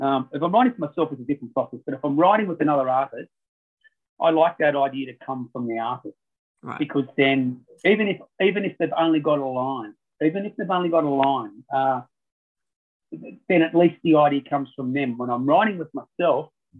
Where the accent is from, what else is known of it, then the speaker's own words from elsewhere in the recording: Ulladulla, New South Wales, Australia; I'm from Ulladulla and I grew up down near Lake Conjola